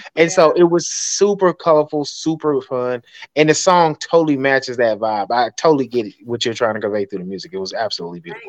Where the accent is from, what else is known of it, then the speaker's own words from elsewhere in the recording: Atlanta, Georgia, United States; I'm from Atlanta, and so we had this big uh, a skating ring on the east side of Atlanta called Golden Glide, and that was a place you had to be on a Friday and Saturday night